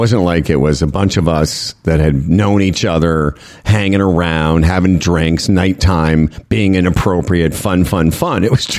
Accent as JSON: {"language": "English", "town": "Moose Jaw", "region": "Saskatchewan", "country": "Canada", "also_born_or_lived": "Toronto / Vancouver", "said": "I said, well, I'm actually from Moose Jaw originally. So I've been to Medicine Hat."}